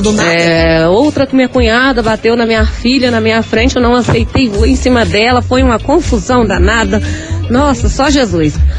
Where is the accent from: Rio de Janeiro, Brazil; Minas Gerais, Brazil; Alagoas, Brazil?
Rio de Janeiro, Brazil; interior of; moved away as an adult; now in Paraná, Brazil; Foi o motivo de a gente ter vindo morar no Paraná, que a gente é lá do interior do Rio